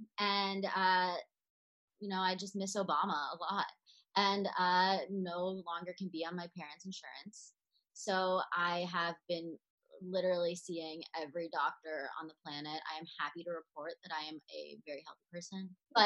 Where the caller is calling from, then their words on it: New York, United States; I am reporting from New York